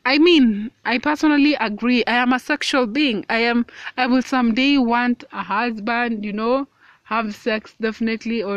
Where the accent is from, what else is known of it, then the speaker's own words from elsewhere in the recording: Kenya; I am a woman of color. I am 20 years old and I am Kenyan.